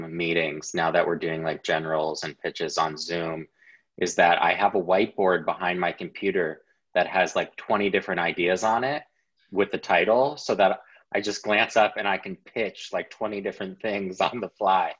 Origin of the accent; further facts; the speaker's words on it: United States; I'm an American